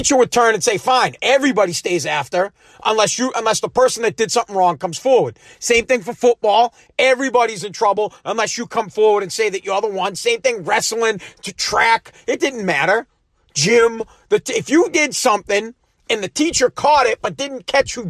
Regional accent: Woburn, Massachusetts, United States; I'm from Woburn

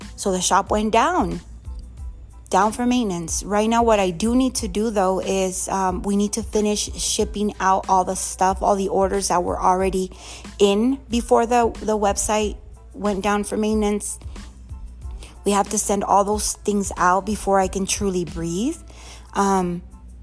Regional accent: Mexico; moved away; I want to go to my hometown.

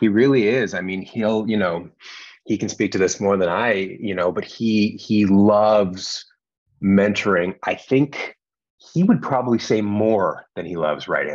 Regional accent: Canada; moved away as an adult; now in Los Angeles, United States; I'm from Canada originally

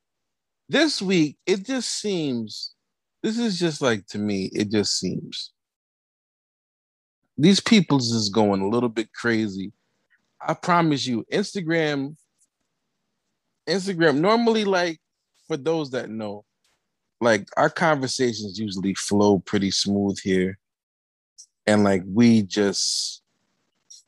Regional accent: Jamaica; we're very Jamaican people

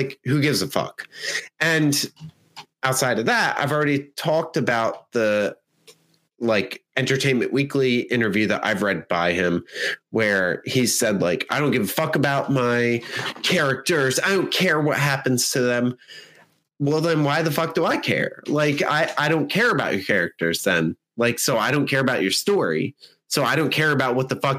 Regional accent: United States; we as Americans

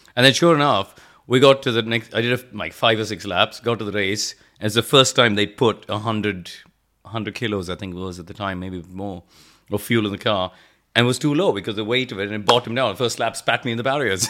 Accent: India; moved away as an adult; also born or lived in England; I grew up in India, um, but in a motorsport family

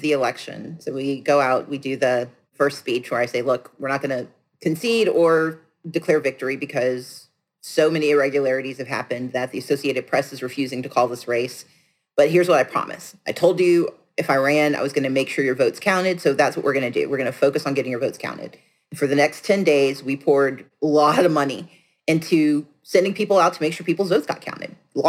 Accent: the South, United States; I'm from the South. Who knew chocolate had a second O in it?

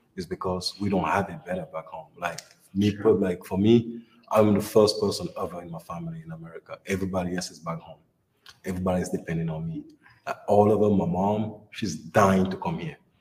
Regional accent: Richmond, Virginia, United States; I am from Richmond, Virginia

